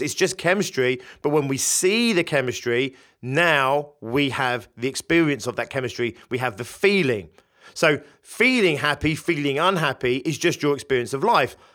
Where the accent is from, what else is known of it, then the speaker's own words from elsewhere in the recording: United Kingdom; In the U K, my home country